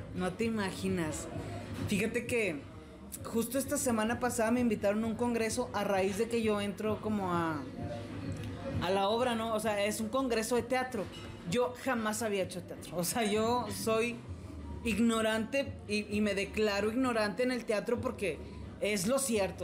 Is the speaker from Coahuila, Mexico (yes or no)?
yes; Saltillo, Coahuila, Mexico; yo soy la única de Saltillo ahí.